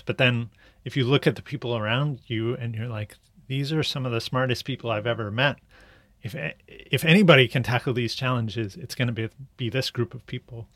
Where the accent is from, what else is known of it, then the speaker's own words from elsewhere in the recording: United States; my bias as an American